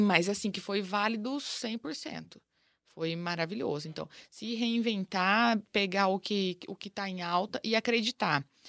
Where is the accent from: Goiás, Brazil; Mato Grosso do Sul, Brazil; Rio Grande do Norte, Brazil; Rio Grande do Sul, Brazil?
Mato Grosso do Sul, Brazil; Ivinhema; moved away as an adult; also born or lived in Lucélia, São Paulo / Campo Grande, Mato Grosso do Sul; Eu nasci em Lucélia e, e logo eles tinham acabado de se mudar para o interior do Mato Grosso do Sul, que é Ivinhema, a cidade. Então, criei na, em Ivinhema até os meus 18 anos